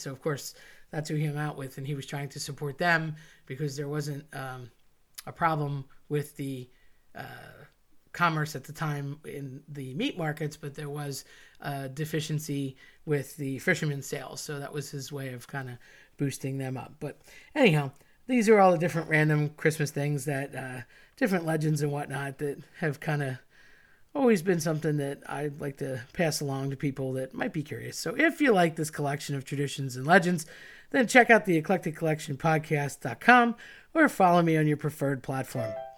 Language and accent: English; United States; as an American